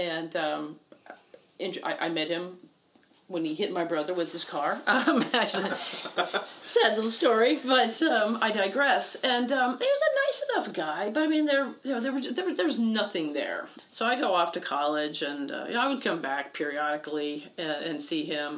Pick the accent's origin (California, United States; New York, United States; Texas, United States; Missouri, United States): Texas, United States; Houston; I grew up in Houston